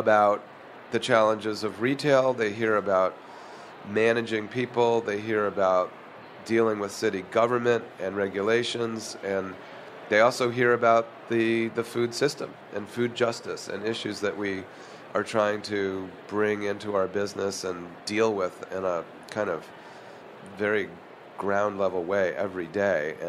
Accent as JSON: {"language": "English", "town": "Chicago", "region": "Illinois", "country": "United States", "tie": "born or raised there", "also_born_or_lived": "Philadelphia / Boston", "moved": "yes", "lives_now": "San Francisco, United States", "said": "I was born in Philadelphia, lived in Boston until I was six, and then grew up in Chicago"}